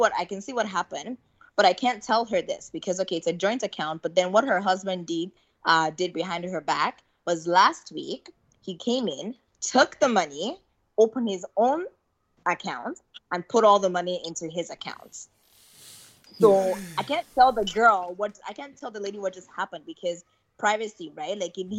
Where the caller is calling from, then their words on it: Canada; I'm calling from Canada.